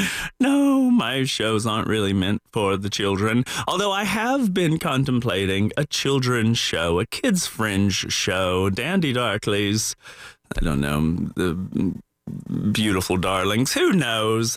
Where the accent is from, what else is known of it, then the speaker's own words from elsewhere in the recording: the South, United States; my childhood growing up in the South